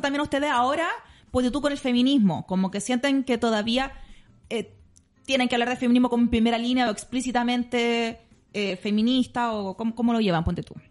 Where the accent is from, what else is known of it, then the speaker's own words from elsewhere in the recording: Maipú, Santiago Metropolitan Region, Chile; era de Maipú, que cuando chicas éramos como los más pobres de la cuadra